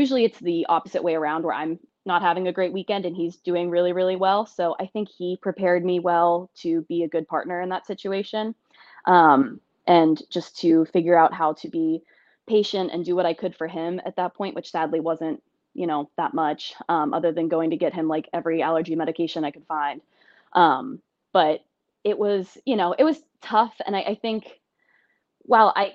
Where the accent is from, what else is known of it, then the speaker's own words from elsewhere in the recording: Blairsville, Pennsylvania, United States; moved away; also born or lived in Pittsburgh, Pennsylvania; I grew up in a small town, Blairsville, Pennsylvania, shout out, which pretty much nobody's heard